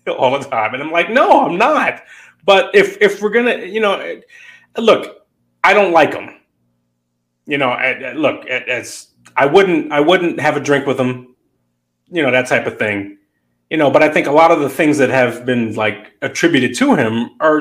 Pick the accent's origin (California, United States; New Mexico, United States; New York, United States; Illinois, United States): New York, United States; New York City; the same neighborhood I grew up in South Jamaica, Queens, off of Hollis Avenue